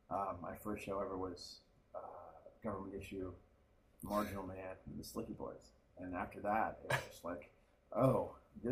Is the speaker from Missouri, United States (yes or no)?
no; Palo Alto, California, United States; born there; also born or lived in Taiwan; Well, I was born in Palo Alto, out in California.